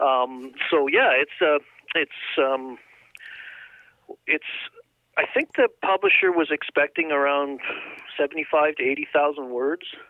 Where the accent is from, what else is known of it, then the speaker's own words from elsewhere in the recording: Liverpool, North West England, United Kingdom; moved away; I was born in England, uh, Liverpool